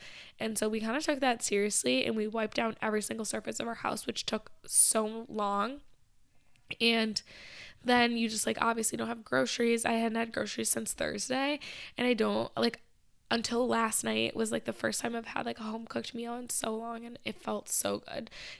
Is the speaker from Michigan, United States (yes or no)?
yes; Michigan, United States; now in Boston, United States; because obviously I grew up like outside of Detroit, but I wasn't in the center city for most of my childhood